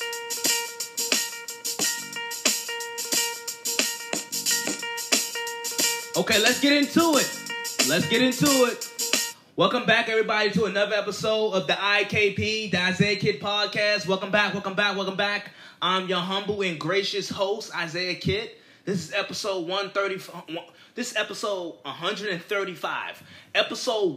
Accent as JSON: {"language": "English", "town": "Washington", "region": "District of Columbia", "country": "United States", "tie": "born or raised there", "said": "I'm a native Washingtonian. I am from Washington."}